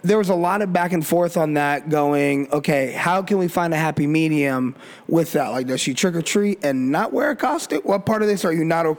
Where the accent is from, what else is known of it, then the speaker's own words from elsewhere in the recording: Colorado, United States; We grew up in Colorado